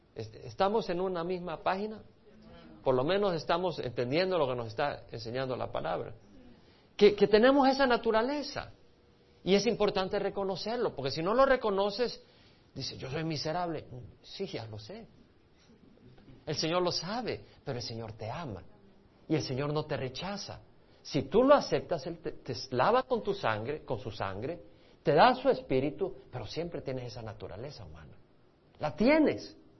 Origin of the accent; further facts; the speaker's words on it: El Salvador; moved away; also born or lived in Montreal, Canada; Ahora yo crecí en El Salvador, pero mis padres son de Medio Oriente